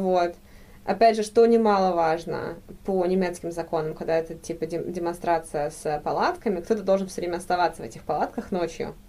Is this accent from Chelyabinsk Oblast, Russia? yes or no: no; Saint Petersburg, Russia; moved away as an adult; now in Freiburg, Germany; Я из Петербурга, родители мои петербуржцы, и я, э, в принципе, до э, первые свои 22 года провела в России. Ага. Только после этого переехала в Германию.